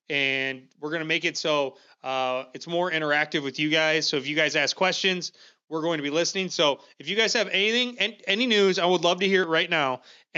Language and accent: English; Dubuque, Iowa, United States; born there; I was born in Dubuque. Am I from Dubuque?